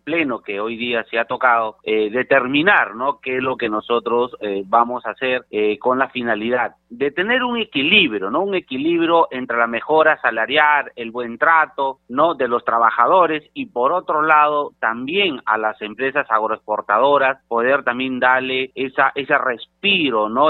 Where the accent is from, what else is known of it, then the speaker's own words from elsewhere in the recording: Peru; nosotros como peruanos